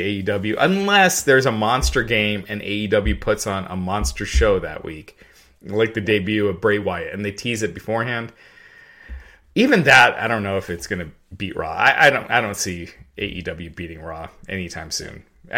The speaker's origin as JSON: {"language": "English", "town": "Henderson", "region": "Kentucky", "country": "United States", "tie": "born there", "said": "I was born in Henderson, Kentucky."}